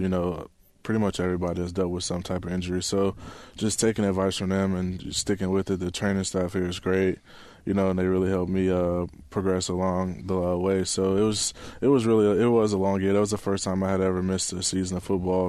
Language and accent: English; Chicago, Illinois, United States; moved away as an adult; also born or lived in Arizona; now in Seattle, United States; I'm from Chicago